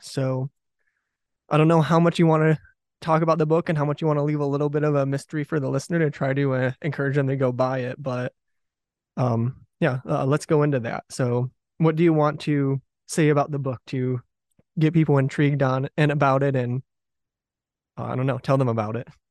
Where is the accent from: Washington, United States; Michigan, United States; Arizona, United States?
Michigan, United States; southeastern; also born or lived in Detroit, Michigan; I was born in Detroit and grew up in southeastern Michigan